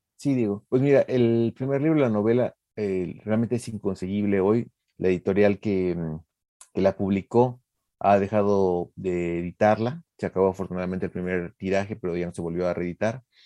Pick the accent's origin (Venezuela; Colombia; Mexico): Mexico; also born or lived in Mexico City; como mexicano